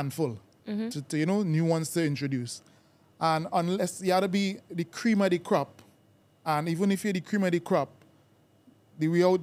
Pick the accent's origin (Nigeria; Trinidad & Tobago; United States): Trinidad & Tobago; moved away as an adult; now in England; I was born and raised in Trinidad and Tobago